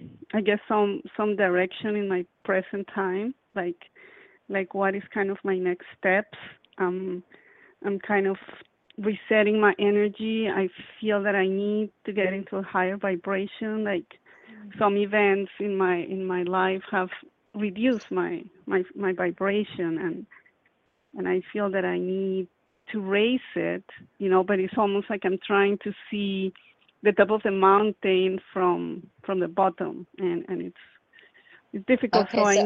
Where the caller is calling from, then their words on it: Florida, United States; I'm calling from Florida.